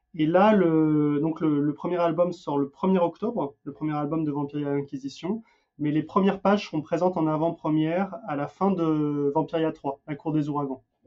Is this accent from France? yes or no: yes; France; also born or lived in Denmark; now in United States; j'ai beau vivre aux États-Unis, je suis français, imprégné de culture française